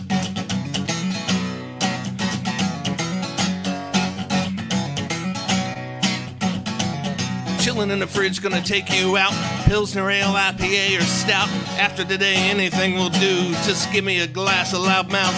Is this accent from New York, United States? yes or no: no; Covington, Virginia, United States; now in Roanoke, United States; Spent a lot of time in Virginia, but originally from Covington